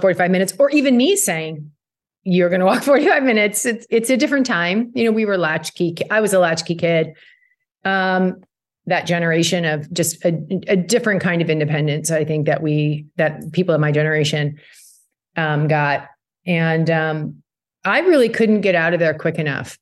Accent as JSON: {"language": "English", "town": "Burnaby", "region": "British Columbia", "country": "Canada", "tie": "born or raised there", "moved": "yes", "said": "growing up in Burnaby"}